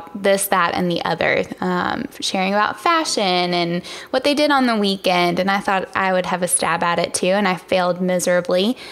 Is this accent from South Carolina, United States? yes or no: no; Virginia, United States; moved away as an adult; now in Charlotte, United States; I'm originally from Virginia.